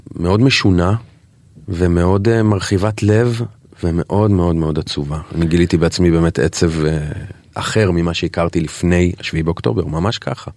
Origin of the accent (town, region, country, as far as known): Israel